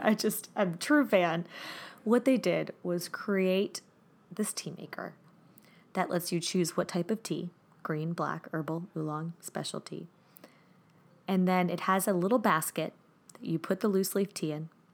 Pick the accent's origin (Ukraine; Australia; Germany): Germany; moved away; One of my favorites growing up in Germany